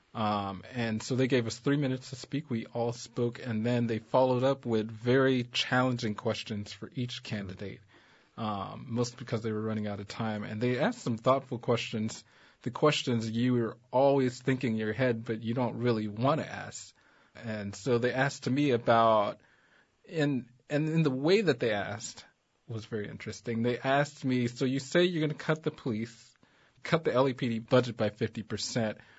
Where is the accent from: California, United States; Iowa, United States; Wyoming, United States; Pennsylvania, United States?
California, United States; Los Angeles; I grew up in South Central.